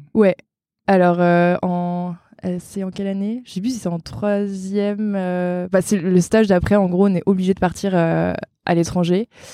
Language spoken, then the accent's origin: French; Brittany, France; je suis bretonne et j'ai 31 ans